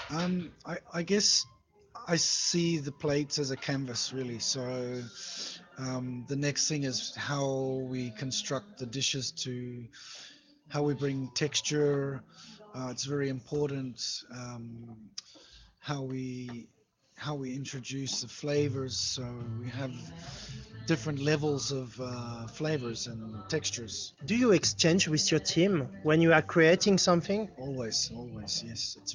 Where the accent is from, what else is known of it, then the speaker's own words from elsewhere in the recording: New Zealand; moved away as an adult; also born or lived in Moscow, Russia; now in Saint Petersburg, Russia; I'm from New Zealand. New Zealand. yeah, small place on the east coast of New Zealand on the North Island. It's um, quite small.